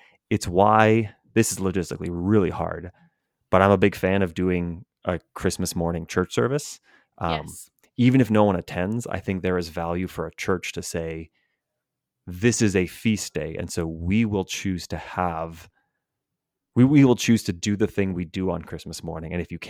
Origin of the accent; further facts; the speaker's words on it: Edmonton, Alberta, Canada; So it's funny growing up in Canada, in the public school system in Edmonton, Alberta, there are two elementary schools that are German immersion schools